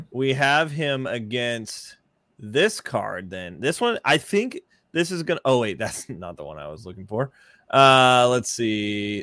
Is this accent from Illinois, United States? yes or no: no; Texas, United States; I grew up in Texas